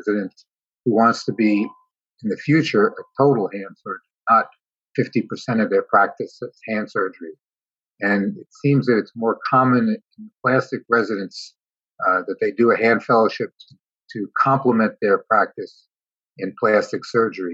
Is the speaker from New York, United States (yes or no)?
yes; New York City, New York, United States; moved away as an adult; now in California, United States; I was born in New York City, came to California 39 years ago, and have been here since.